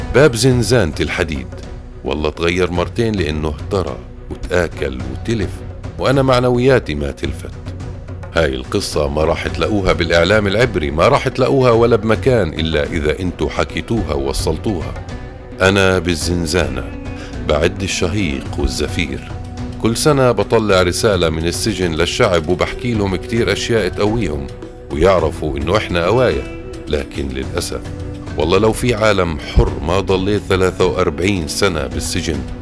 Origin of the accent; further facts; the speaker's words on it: Palestine; بيننا كفلسطينيين